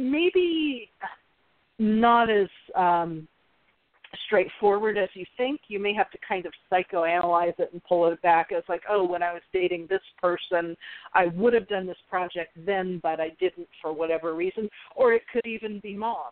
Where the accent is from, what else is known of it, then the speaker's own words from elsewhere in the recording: Scottsdale, Arizona, United States; moved away; I grew up in Scottsdale, but our our area code was different back then